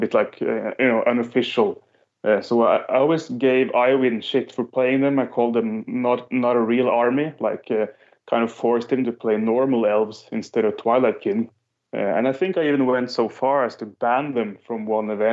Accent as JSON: {"language": "English", "country": "Norway", "said": "Norwegian player"}